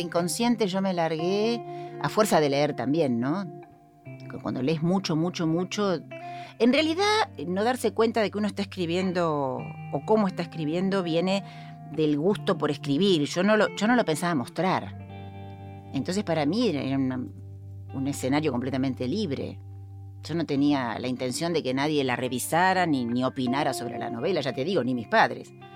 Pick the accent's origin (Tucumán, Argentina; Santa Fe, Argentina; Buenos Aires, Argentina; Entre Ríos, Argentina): Buenos Aires, Argentina; also born or lived in Devoto; soy oriunda de Caballito, es mi barrio